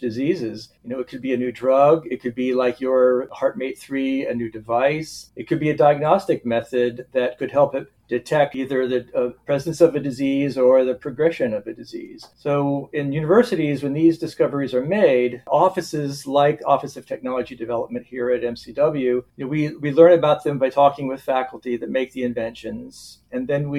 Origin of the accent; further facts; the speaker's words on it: South Florida, United States; moved away as an adult; also born or lived in Gainesville, Florida / Charleston, South Carolina; now in Wisconsin, United States; I grew up mostly in South Florida, Southeast Florida, the sort of Fort Lauderdale and West Palm Beach areas